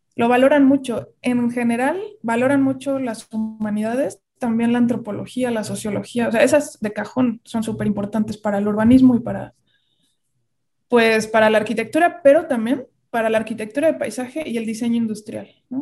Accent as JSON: {"language": "Spanish", "region": "Querétaro", "country": "Mexico", "tie": "born or raised there", "moved": "as an adult", "lives_now": "Mexico City, Mexico", "said": "yo nací en la Ciudad de México, pero a los cuatro años me fui a vivir a Querétaro. Bueno, me llevaron y, y, y pues crecí allá"}